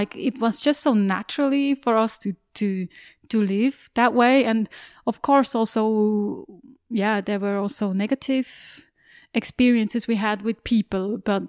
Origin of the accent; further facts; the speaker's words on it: Aargau, Switzerland; Yes, it was in a village close to Aarau.